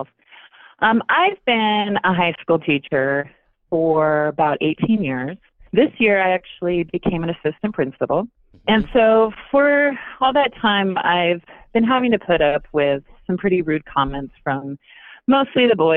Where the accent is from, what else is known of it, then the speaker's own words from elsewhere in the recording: north central Arizona, United States; I'm from a small area in north central Arizona.